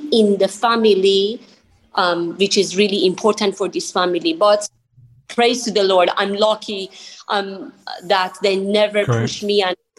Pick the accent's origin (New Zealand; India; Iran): Iran; born or raised there; moved away as an adult; now in Argentina